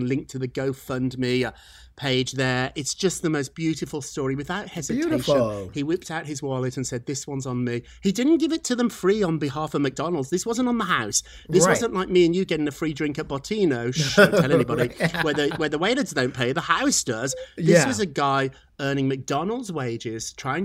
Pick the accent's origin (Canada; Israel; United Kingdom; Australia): United Kingdom; accent: British; now in New York, United States; I'm a New Yorker, even with this silly British accent